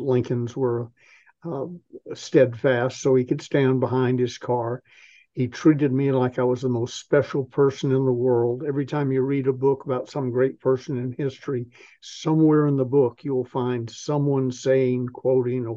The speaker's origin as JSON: {"language": "English", "town": "Atlanta", "region": "Georgia", "country": "United States", "moved": "as an adult", "said": "I'm the little southern boy from Atlanta, Georgia"}